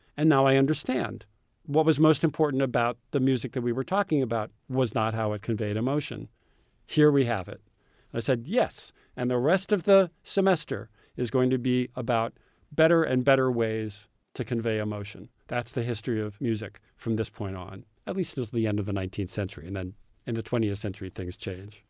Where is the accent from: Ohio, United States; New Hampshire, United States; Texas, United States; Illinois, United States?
Illinois, United States; Urbana; many of my friends growing up in Urbana, Illinois, had parents who were college professors